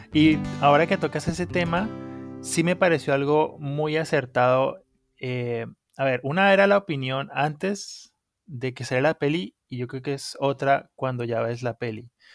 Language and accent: Spanish; Colombia; moved away; soy colombiano, soy un colombiano que vive fuera de Colombia.